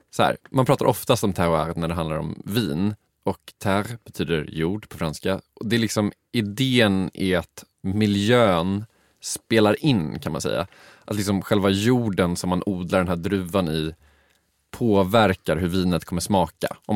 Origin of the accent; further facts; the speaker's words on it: Uppland, Sweden; Jag, jag är från Uppland.